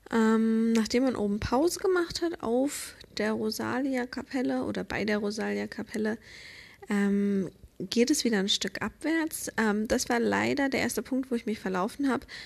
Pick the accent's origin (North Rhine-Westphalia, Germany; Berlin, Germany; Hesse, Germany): Berlin, Germany; Für mich als Deutsche sind es natürlich Berge, für mich als Berlinerin.